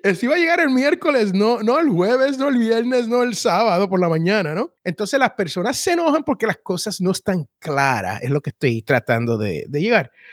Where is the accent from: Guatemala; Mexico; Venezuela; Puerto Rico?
Puerto Rico